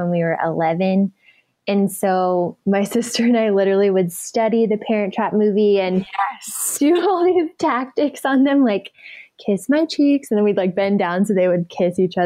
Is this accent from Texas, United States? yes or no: yes; Dallas, Texas, United States; now in California, United States; I was born actually here in California, and then I was raised in Dallas